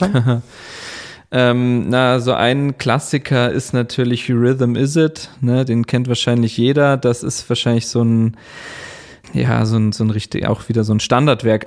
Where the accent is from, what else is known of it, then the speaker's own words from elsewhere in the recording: Chiemgau, Bavaria, Germany; moved away as an adult; also born or lived in Linz, Austria / Bremen; in dem Ort, wo ich aufgewachsen bin, im Chiemgau